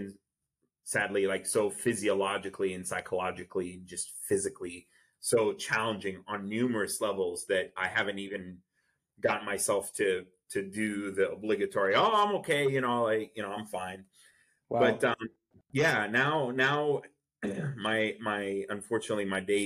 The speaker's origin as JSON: {"language": "English", "town": "Gaza", "region": "Gaza Strip", "country": "Palestine", "tie": "born or raised there", "also_born_or_lived": "Saudi Arabia", "second_language": "English", "moved": "yes", "lives_now": "United States", "said": "I grew up in Gaza, but I was born in Saudi Arabia."}